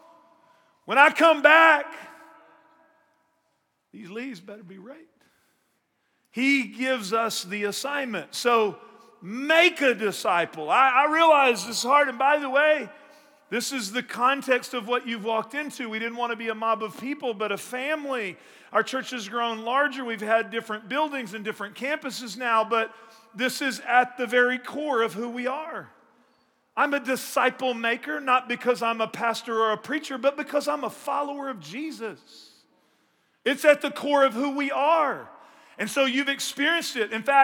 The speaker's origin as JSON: {"language": "English", "region": "Northeast Texas", "country": "United States", "tie": "born or raised there", "moved": "yes", "said": "I grew up in Northeast Texas"}